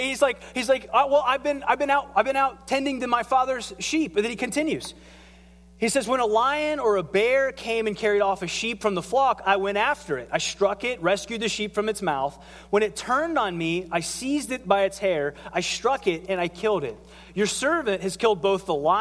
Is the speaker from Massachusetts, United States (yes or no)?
no; southern Ohio, United States; I grew up in Ohio and in south part of Ohio